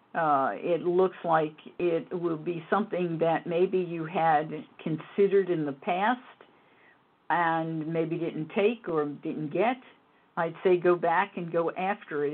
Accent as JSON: {"language": "English", "town": "New York City", "region": "New York", "country": "United States", "tie": "born or raised there", "said": "I wasn't born in the Bronx, but I grew up in the Bronx"}